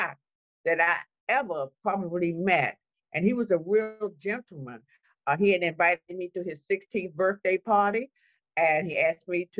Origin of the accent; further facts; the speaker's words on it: Washington, District of Columbia, United States; I'm one of the old people that were actually born and raised in Washington, D.C.